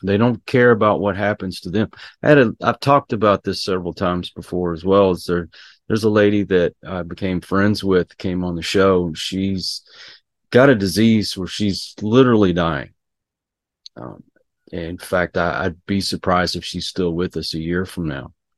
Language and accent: English; Houston, Texas, United States; I grew up around Houston and we were prone to get hurricanes.